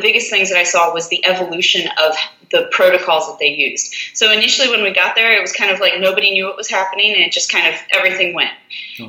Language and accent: English; South Florida, United States; moved away as an adult; now in Alabama, United States; I'm originally from South Florida